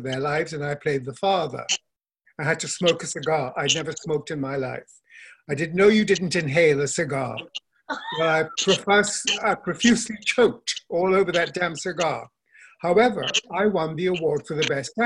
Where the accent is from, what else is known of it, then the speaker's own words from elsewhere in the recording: Kolkata, West Bengal, India; moved away as an adult; also born or lived in Darjeeling, India / Bangalore, India / Missouri, United States; I grew up in India, Calcutta